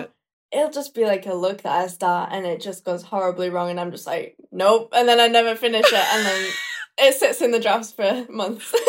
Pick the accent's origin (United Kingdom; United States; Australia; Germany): United Kingdom; Leeds, Yorkshire and the Humber; British, born and raised in Leeds, Yorkshire